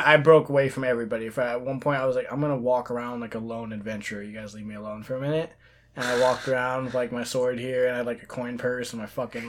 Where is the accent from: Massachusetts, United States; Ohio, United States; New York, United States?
New York, United States; Queens; I'm from Queens. Queens tastes like pretzels.